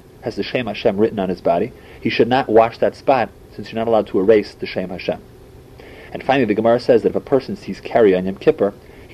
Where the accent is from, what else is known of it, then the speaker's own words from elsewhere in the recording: St. Louis, Missouri, United States; as a little kid growing up in St. Louis